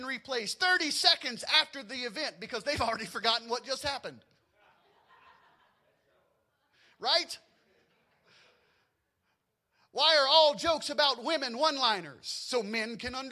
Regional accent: Louisiana, United States; I grew up in Louisiana

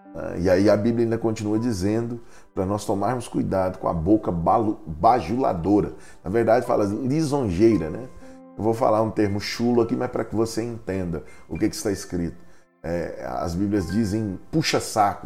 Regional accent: Goiás, Brazil; moved away; Para nós é muito comum em Goiás

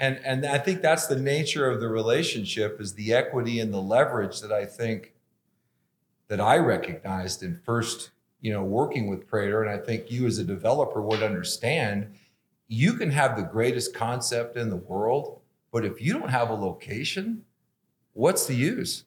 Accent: Los Angeles, California, United States; moved away as an adult; now in Boise, United States; I was, uh, born and raised in Los Angeles and different parts of it

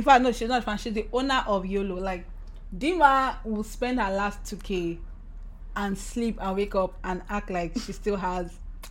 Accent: Nigeria; So we are two Nigerian girls. We started in Nigeria. One is now abroad.

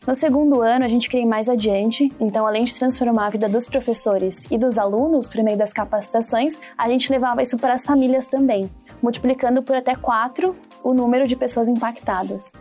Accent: Diadema, São Paulo, Brazil; nasci e moro até hoje em Dia Diadema, que é uma das sete grandes cidades que compõem o ABC paulista

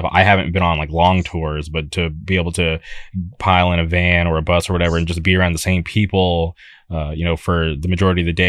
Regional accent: Palm Springs, California, United States; Growing up, I lived in the Palm Springs area, and we barely had a scene

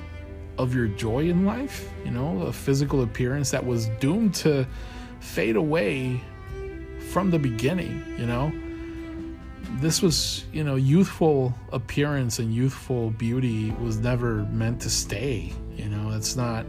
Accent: Colombia; I was born and raised in Colombia.

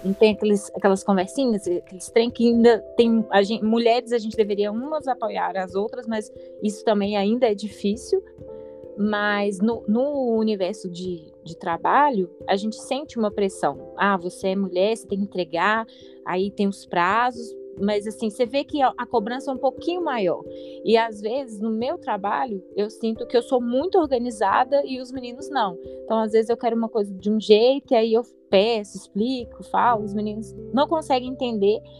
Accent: Belo Horizonte, Minas Gerais, Brazil; eu sou de Belo Horizonte

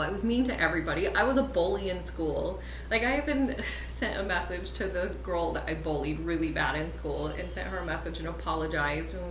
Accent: central Utah, United States; now in Humboldt County, United States; I grew up in Utah, central Utah, Mormon family

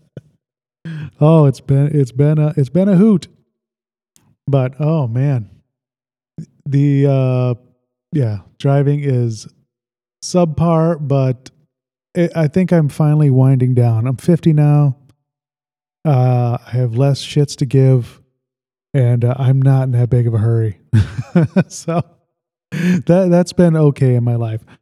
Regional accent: Sandwich, Illinois, United States; I really loved uh, growing up in Lake Holiday. It was just like a uh, this is a subdivision

